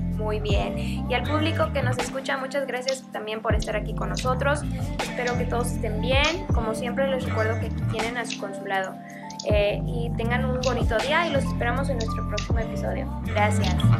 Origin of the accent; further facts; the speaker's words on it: Mexico; now in Vancouver, Canada; nosotros como mexicanos estamos acostumbrados a otro tipo de clima